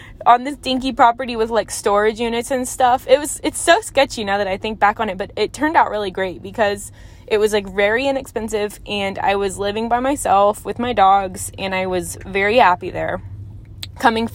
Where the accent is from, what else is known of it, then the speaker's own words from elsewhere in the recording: Fort Worth, Texas, United States; we moved to my hometown, which is, Fort Worth area